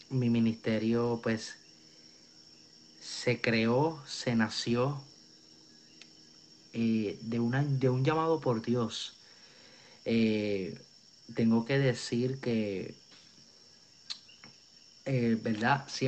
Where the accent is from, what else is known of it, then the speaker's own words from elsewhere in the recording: Río Piedras, Puerto Rico; Eh, soy nacido y criado en Puerto Rico. Eh, nací en Río Piedras, tengo la edad de 21 años